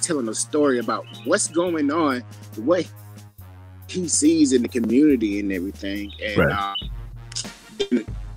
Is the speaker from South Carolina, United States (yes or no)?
yes; Blackville, South Carolina, United States; also born or lived in Columbia, South Carolina; I'm from Columbia, South Carolina. Born and raised in Blackville, South Carolina